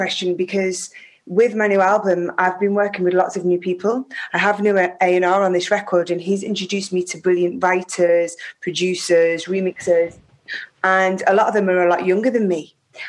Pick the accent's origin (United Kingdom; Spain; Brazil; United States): United Kingdom; Prescot, North West England; born there; I was born in Whiston Hospital, which is in Prescott, which is just outside Liverpool.